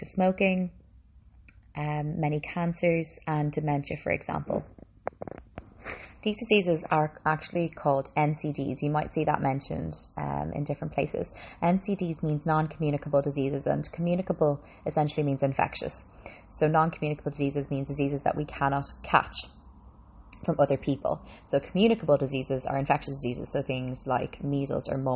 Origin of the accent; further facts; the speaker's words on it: Dublin, Leinster, Ireland; also born or lived in Boston, United States; I'm Boston born, moved to Ireland when I was 5, and I have been living in Dublin ever since